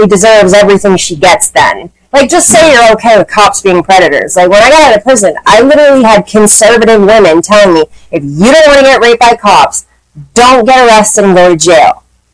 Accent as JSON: {"language": "English", "region": "Maine", "country": "United States", "tie": "born or raised there", "said": "I grew up in Maine"}